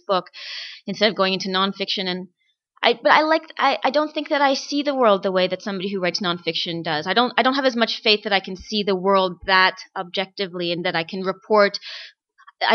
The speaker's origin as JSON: {"language": "English", "town": "Toronto", "region": "Ontario", "country": "Canada", "tie": "born or raised there", "said": "I've lived in Toronto all my life"}